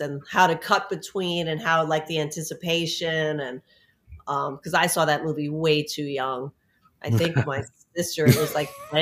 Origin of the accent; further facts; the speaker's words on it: New York City, New York, United States; now in Florida, United States; I grew up in New York City